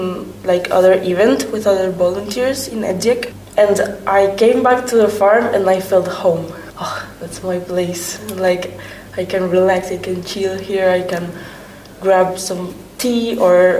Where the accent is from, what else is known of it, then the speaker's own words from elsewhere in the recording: Spain; English is a second language; moved away as an adult; now in Hungary; I'm from Spain